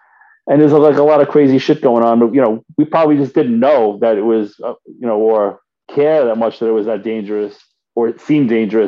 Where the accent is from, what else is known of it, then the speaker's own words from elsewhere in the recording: New York City, New York, United States; I'm 51 years old now, so I was born in 1970. I grew up in College Point in Queens, New York. A lot of kids that lived on a dead end street. It was kind of like a working class neighborhood.